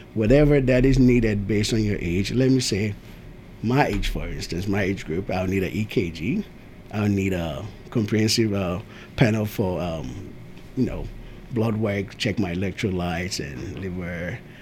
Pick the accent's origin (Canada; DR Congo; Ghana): Ghana; also born or lived in Tennessee; now in Murfreesboro, United States; I am from Ghana. We moved here somewhere in 19 early 90s, I think 94, 95